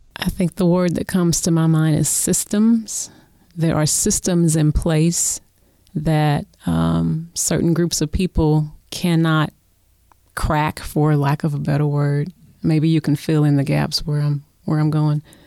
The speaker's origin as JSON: {"language": "English", "town": "Oklahoma City", "region": "Oklahoma", "country": "United States", "tie": "born or raised there", "said": "we both live in Oklahoma City. I was born and raised here"}